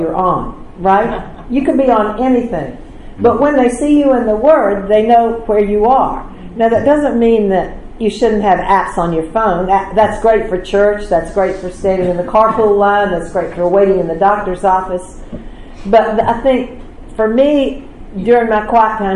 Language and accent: English; the South, United States; Growing up in the South, you know, I grew up in a church